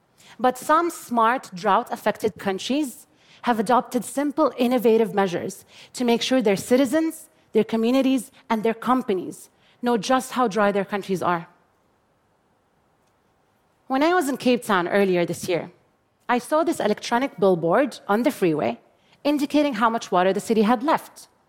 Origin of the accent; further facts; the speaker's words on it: Jordan; I grew up in Jordan, a water-poor country that has experienced absolute water scarcity since 1973.